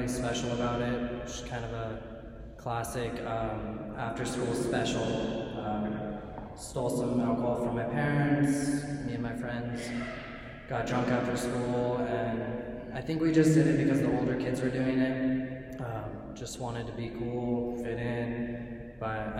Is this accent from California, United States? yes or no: yes; Northern California, United States; I grew up in California, in Northern California, in a small suburb.